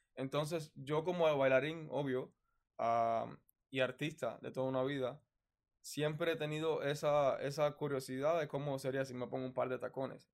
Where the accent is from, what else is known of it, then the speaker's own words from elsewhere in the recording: Cuba; moved away as an adult; soy un cubano